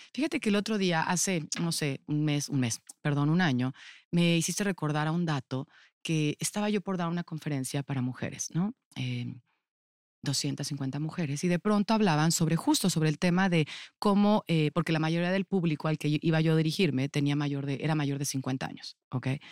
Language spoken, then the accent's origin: Spanish; Cuautitlán Izcalli, State of Mexico, Mexico; yo viví toda mi infancia en Cuautitlán Izcalli